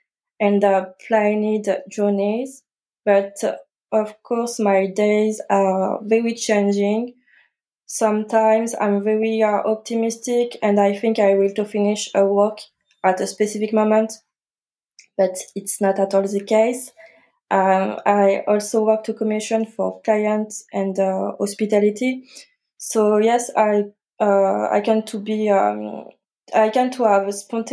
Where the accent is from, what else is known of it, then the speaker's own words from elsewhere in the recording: France; English is a second language; I'm French. I grew up and studied in France